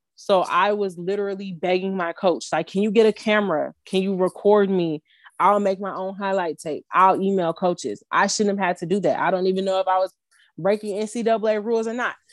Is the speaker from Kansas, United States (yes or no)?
no; Chicago, Illinois, United States; on behalf of Chicagoans everywhere.